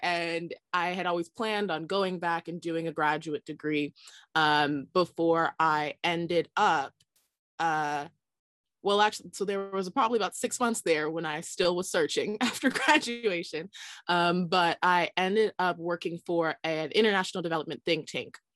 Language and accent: English; Southern California, United States; I grew up in Southern California, but was definitely in the suburbs